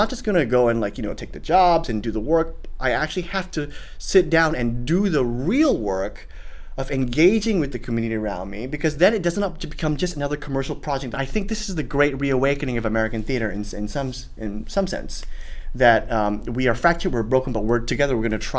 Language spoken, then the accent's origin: English; Singapore; now in United States; when I first came to the States, it was like, oh, you know, I'm a Singaporean. I have the ability to extricate myself and run back to Singapore at any one time.